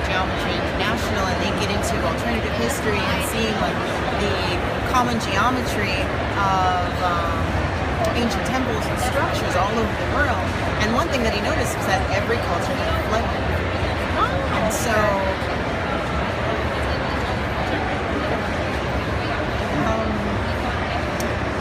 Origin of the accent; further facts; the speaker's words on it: New York City, New York, United States; moved away as an adult; now in Atlanta, United States; I live here in Atlanta now, but originally, I'm from New York City